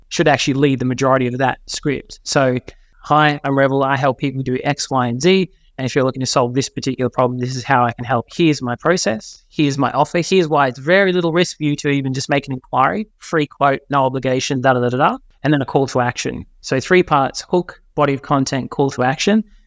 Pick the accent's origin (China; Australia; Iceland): Australia; Forster, New South Wales; moved away; I grew up in New South Wales. Was born in a little town called Foster, which is a little beachy town